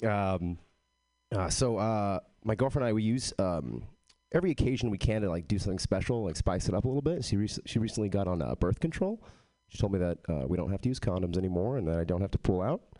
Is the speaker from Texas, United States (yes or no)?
yes; Texas, United States; I am from Texas, but I don't have a Texas accent.